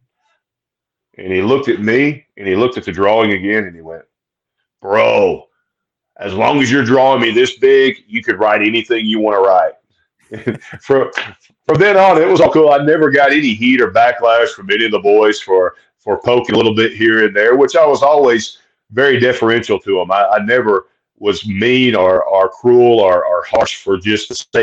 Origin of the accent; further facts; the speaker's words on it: Oxford, Alabama, United States; I'm a Southern boy, man. I'm born and raised in Alabama and lived here my entire life just adjacent to Georgia